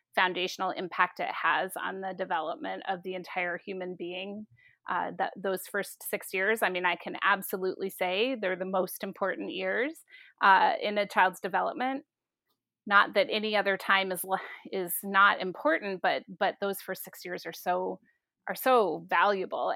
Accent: Seattle, Washington, United States; moved away; also born or lived in South Dakota; I'm originally from Seattle

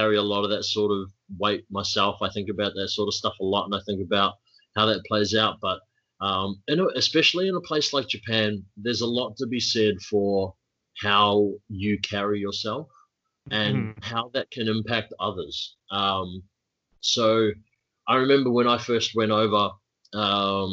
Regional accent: New Zealand; now in Melbourne, Australia; as a New Zealander

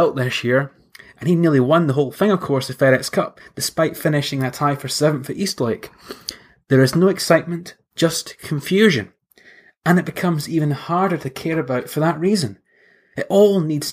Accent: St Andrews, Scotland, United Kingdom; my hometown of St Andrews

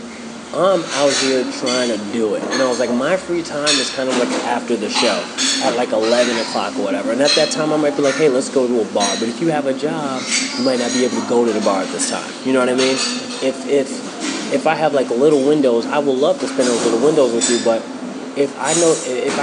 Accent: New York City, New York, United States; I'm from Harlem

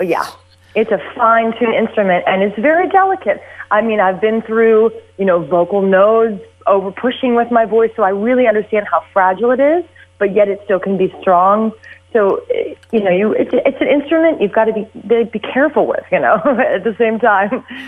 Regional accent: Houston, Texas, United States; I grew up in Houston, Texas.

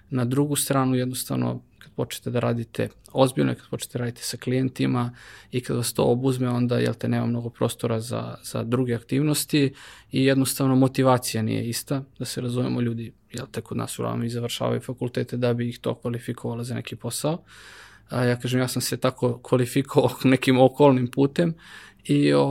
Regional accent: Kragujevac, Šumadija, Serbia; ja kao Kragujevčanin

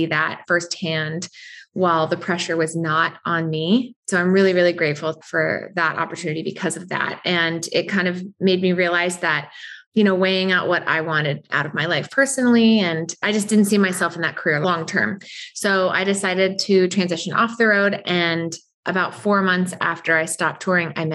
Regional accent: Southern California, United States; I grew up in Southern California

